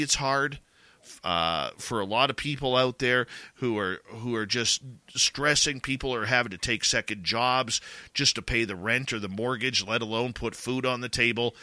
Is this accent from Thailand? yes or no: no; Canada; accent: Canadian; my Canadian accent